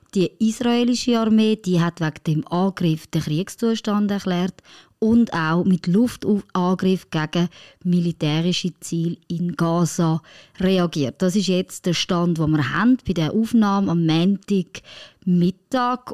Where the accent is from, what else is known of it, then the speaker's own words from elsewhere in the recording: France; moved away; meine Familie, die in Frankreich lebt